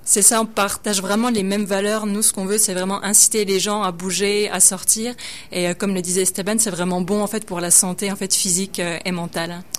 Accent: countryside in eastern France, near Dijon, Bourgogne-Franche-Comté, France; moved away as an adult; now in Quebec, Canada; je viens de, euh, la pleine campagne, en fait, dans l'est de la France, vers Dijon

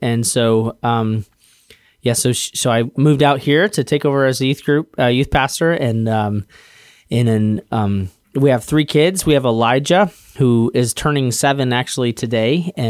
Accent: Denver, Colorado, United States; I grew up in Denver, Colorado. My dad's a pastor.

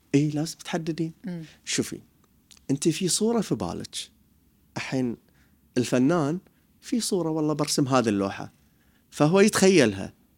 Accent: Bahrain; انا حلاق بحريني

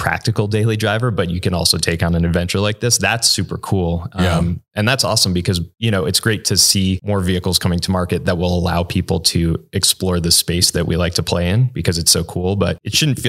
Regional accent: Northeast, United States; I grew up on the East Coast, so in the Northeast.

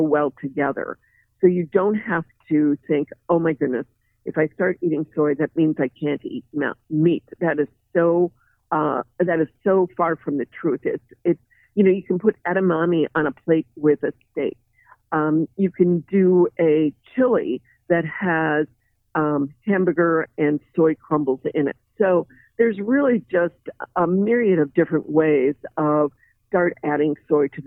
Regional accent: Midwest, United States; myself included, growing up in the Midwest

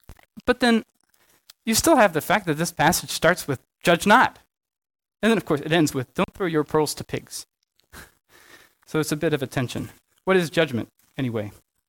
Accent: Southern United States, United States; Don't worry, I'm from the South, so I also get to talk about politeness culture.

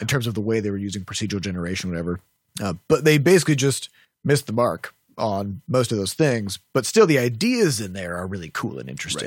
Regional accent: Midwest, United States; I'm from the Midwest

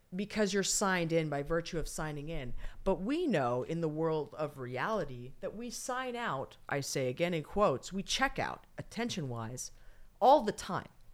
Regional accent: California, United States; I'm from California

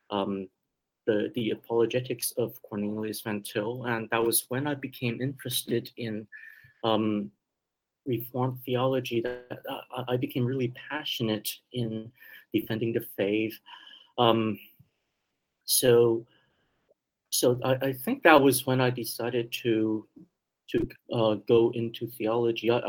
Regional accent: Vancouver, British Columbia, Canada; English is a second language; also born or lived in Taiwan; I was born in Taiwan and I immigrated to Canada with my

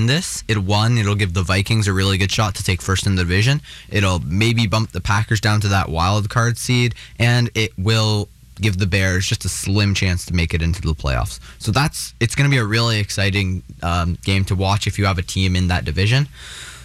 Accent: Canada; as a Canadian

